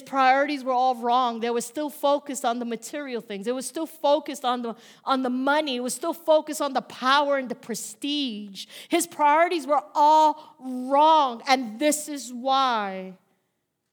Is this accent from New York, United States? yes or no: yes; New York, United States; now in Bayonne, United States; I'm from New York